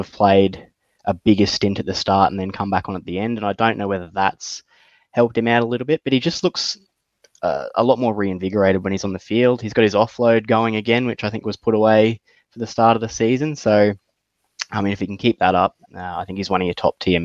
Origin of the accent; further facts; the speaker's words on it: Queensland, Australia; as a Queenslander